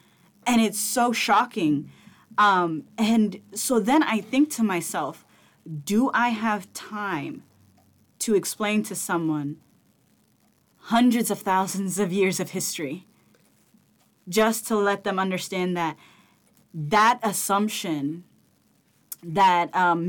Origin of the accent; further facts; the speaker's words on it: Ethiopia; now in United States; I'm from Ethiopia.